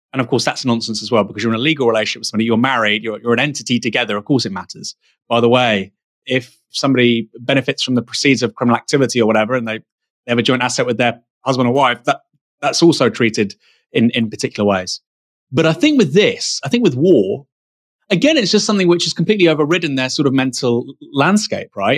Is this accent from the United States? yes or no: no; Bournemouth, South West England, United Kingdom; I'm from Bournemouth